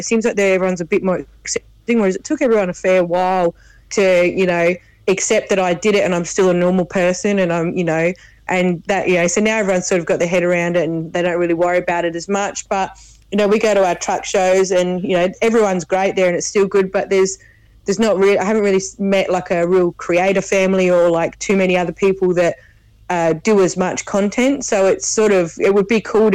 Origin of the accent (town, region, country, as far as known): Australia; born or raised there; accent: bogan